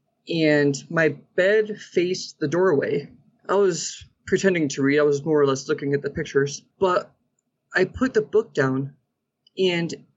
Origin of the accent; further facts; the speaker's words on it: Derby, Connecticut, United States; now in New Mexico, United States; So I grew up in Connecticut and in a small town called Derby